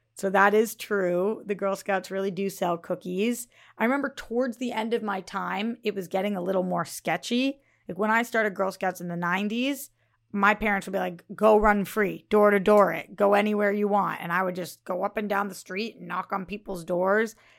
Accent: Northeast, United States; growing up in the Northeast where it was freezing

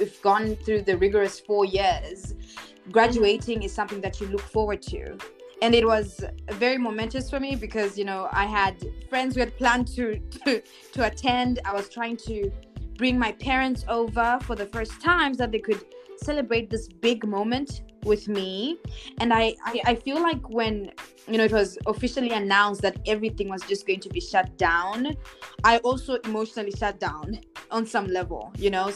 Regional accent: Zimbabwe; I'm also from Zimbabwe

